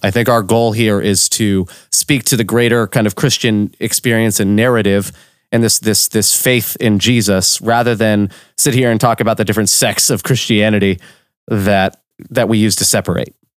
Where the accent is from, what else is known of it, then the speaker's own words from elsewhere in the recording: Orlando, Florida, United States; I was born in Orlando, Florida.